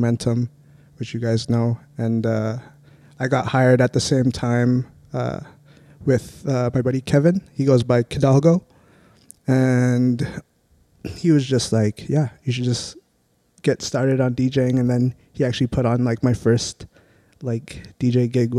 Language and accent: English; Saskatoon, Saskatchewan, Canada; I am born and raised in Saskatoon